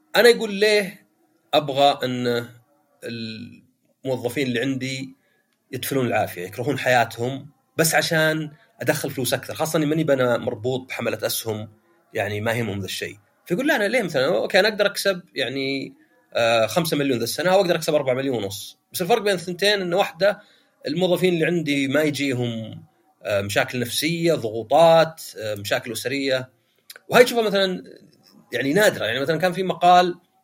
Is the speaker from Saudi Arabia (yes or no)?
yes; Saudi Arabia; عندنا في السعودية